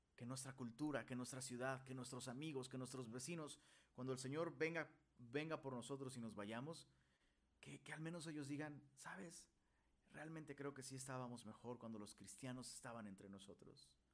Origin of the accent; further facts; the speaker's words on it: Mexico; also born or lived in Monterrey, Mexico; en nuestro idioma mexicano